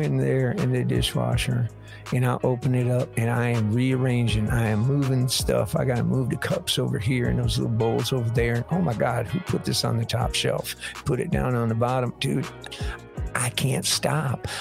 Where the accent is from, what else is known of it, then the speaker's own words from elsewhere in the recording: Michigan, United States; moved away; I'm from Michigan originally.